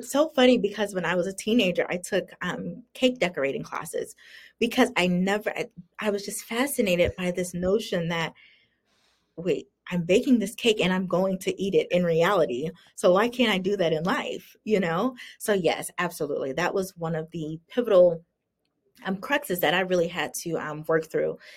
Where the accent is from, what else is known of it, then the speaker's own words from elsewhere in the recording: the South, United States; and I grew up in the South. Um, which has very strong racial undertones.